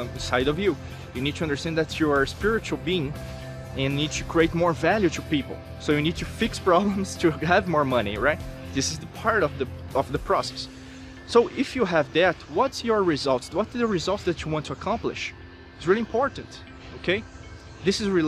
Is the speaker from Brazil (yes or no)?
yes; Brazil; I'm from Brazil